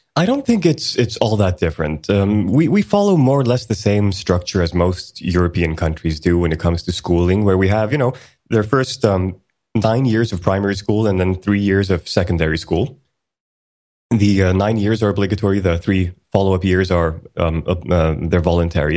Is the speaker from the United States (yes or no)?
no; Sweden; also born or lived in Iceland; I was born in Iceland back in nineteen eighty, and, uh, the entire family moved to Sweden in nineteen eighty-four. So I've been in Sweden for most of my life